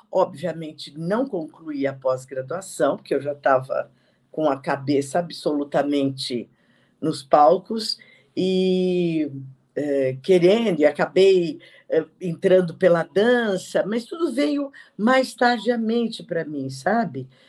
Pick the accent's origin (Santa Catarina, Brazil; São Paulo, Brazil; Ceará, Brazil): São Paulo, Brazil; also born or lived in Perdizes, São Paulo; eu nasci em Perdizes e depois fui para Barra Funda